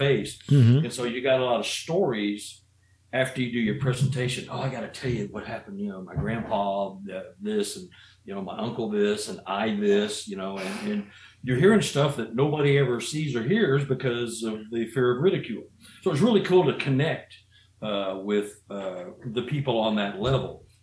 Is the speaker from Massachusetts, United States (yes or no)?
no; Missouri, United States; I'm from Missouri